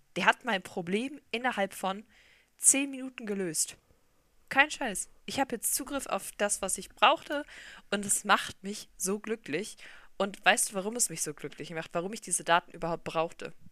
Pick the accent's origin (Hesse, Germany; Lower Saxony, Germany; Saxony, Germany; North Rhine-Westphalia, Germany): North Rhine-Westphalia, Germany; Solingen; Wir kommen beide aus Solingen